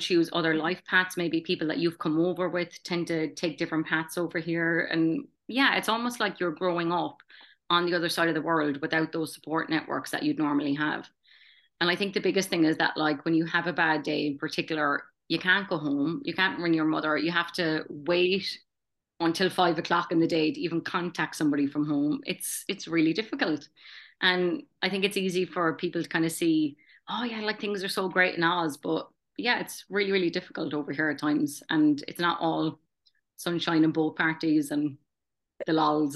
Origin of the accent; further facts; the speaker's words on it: Tralee, Munster, Ireland; moved away as an adult; also born or lived in Stanthorpe, Australia; now in Brisbane, Australia; I immigrated from Tralee County, Kerry, thirteen years ago now.